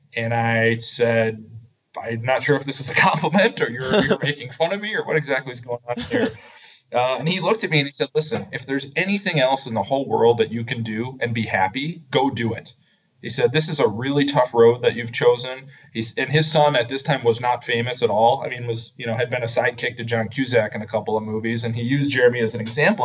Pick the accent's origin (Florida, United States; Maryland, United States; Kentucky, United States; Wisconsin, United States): Wisconsin, United States; Madison; moved away as an adult; also born or lived in San Francisco area, California; I grew up in Madison, Wisconsin